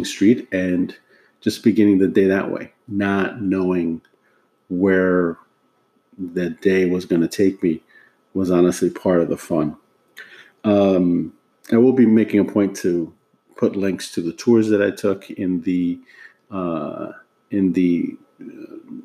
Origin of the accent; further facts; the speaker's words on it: New York City, New York, United States; moved away as an adult; now in Washington, D.C., United States; back home in my hometown of New York City